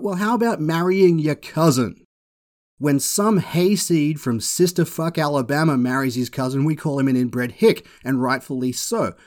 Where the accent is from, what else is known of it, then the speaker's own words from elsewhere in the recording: Australia; I am Australian